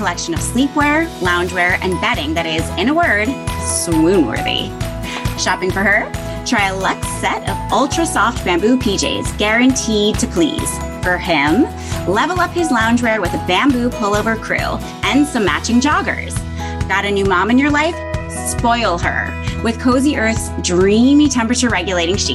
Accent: Greenwich, Connecticut, United States; now in Manhattan, United States; I grew up in Greenwich, Connecticut.

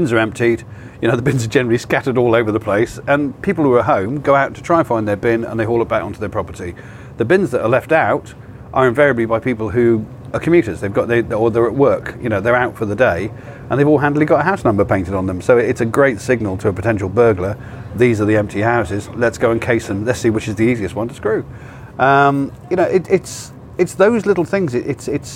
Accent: Cornwall, South West England, United Kingdom; moved away; I grew up in Cornwall

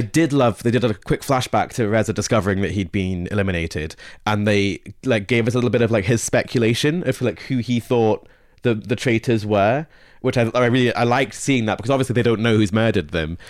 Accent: Scotland, United Kingdom; I grew up in Scotland

